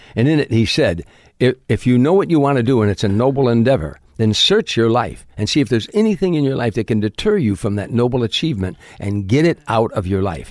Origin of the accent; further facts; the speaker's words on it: Harvey, Illinois, United States; moved away; South side of Chicago, a suburb called Harvey, Illinois.